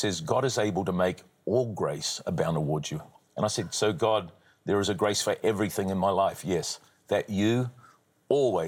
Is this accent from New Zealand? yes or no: yes; New Zealand; I'm a New Zealander by birth